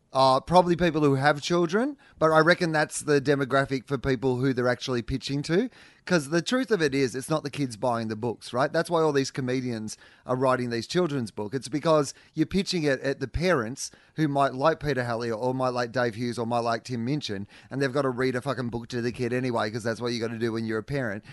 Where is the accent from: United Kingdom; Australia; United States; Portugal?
Australia; our family, have been Australian. You know, like a, a long way back to when white people have been in Australia